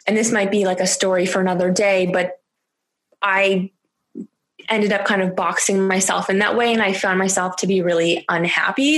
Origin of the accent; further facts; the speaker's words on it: Canada; moved away as an adult; now in France; I spoke French growing up in Canada uh, in school